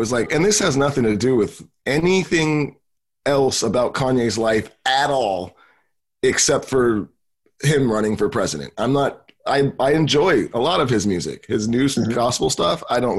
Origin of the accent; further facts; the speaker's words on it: California, United States; I'm from California.